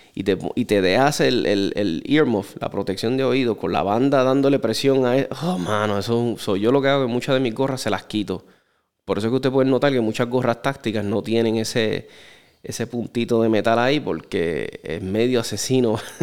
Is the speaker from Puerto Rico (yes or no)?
yes; Puerto Rico; nosotros somos parte de los Estados Unidos